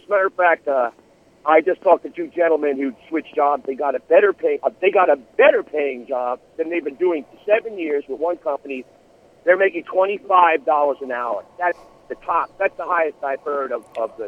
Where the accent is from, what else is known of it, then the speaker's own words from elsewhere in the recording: New York, United States; I grew up in New York. I used to drive up to Sagamore Hill every chance I got